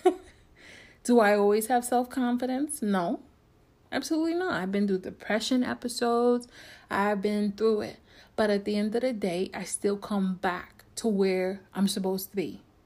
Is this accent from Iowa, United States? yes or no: no; New York, United States; I'm from New York, born and raised